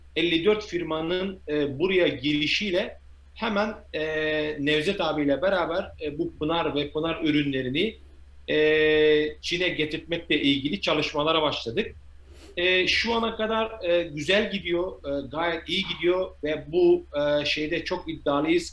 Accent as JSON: {"language": "Turkish", "town": "Midyat", "region": "Mardin", "country": "Turkey", "tie": "born or raised there", "also_born_or_lived": "England", "moved": "yes", "lives_now": "China", "said": "Mardin Midyat doğumluyum"}